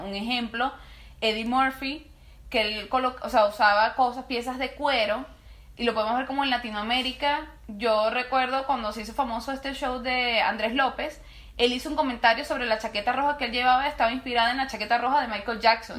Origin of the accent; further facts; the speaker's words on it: Venezuela; nosotros también somos venezolanos